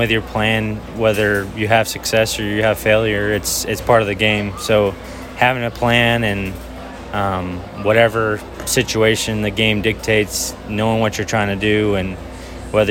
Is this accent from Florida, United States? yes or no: yes; Miami, Florida, United States; moved away as an adult; now in Murfreesboro, United States; Growing up in Miami, it's a little crazy down there